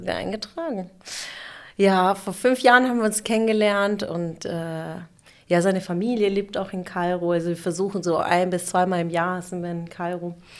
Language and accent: German; Sindelfingen, Baden-Württemberg, Germany; also born or lived in Munich / Stuttgart / Karlsruhe; ich bin aber im Schwabenland geboren